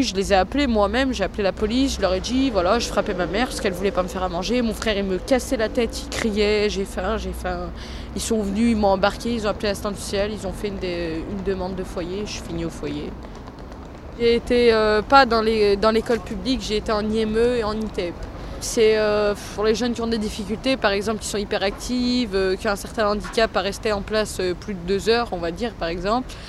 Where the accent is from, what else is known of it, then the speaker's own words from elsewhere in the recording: Vénissieux, Auvergne-Rhône-Alpes, France; J'ai 17 ans et je suis de Vénissieux.